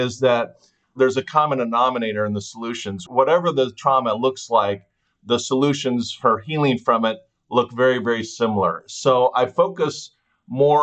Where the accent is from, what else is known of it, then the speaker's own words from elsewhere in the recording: Fullerton, California, United States; I grew up in Southern California